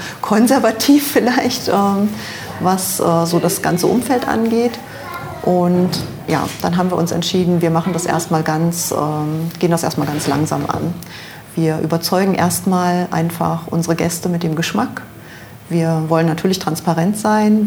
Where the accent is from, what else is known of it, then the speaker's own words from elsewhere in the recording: near Magdeburg, Saxony-Anhalt, Germany; moved away as an adult; also born or lived in Düsseldorf; now in Monheim, Germany; aufgewachsen äh, bin ich ähm, in der Nähe von Magdeburg